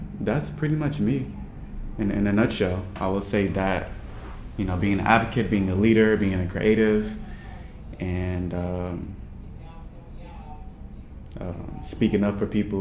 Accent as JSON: {"language": "English", "country": "Nigeria", "said": "I'm Nigerian"}